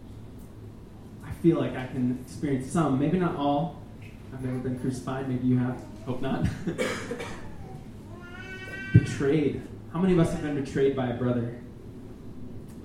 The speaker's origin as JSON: {"language": "English", "region": "Minnesota", "country": "United States", "said": "I'm from Minnesota"}